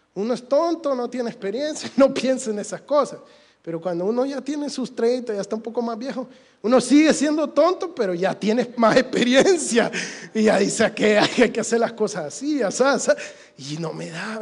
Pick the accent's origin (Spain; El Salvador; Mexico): El Salvador; yo soy un muchacho salvadoreño hecho y derecho